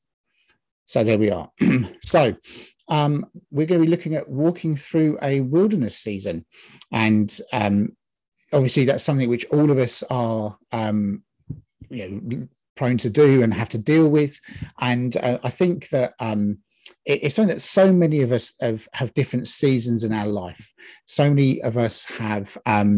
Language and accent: English; England, United Kingdom; now in Scotland, United Kingdom; I'm from England, from Britain